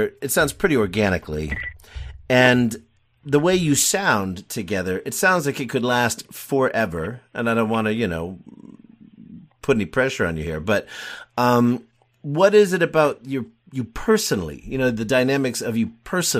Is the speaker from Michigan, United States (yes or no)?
no; Connecticut, United States; born there; also born or lived in Tennessee; I was born in Connecticut. I've lived down south in Tennessee. Picked up my lovely wife there.